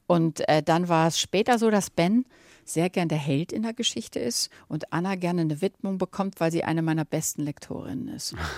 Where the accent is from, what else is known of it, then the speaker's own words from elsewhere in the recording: Germany; now in Malibu, United States; Wir sind ja alle Deutsche